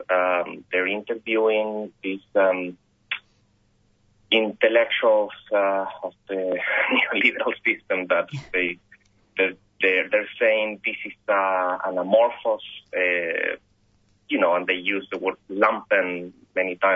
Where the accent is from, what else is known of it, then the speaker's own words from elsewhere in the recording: Chile; now in Australia; I'm Australian now, Chilean Australian